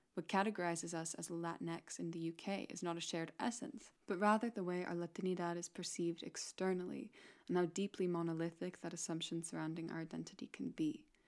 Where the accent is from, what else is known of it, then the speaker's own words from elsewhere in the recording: Mexico; now in Scotland, United Kingdom; As a Mexican woman, part of a larger diaspora of people who have left my home country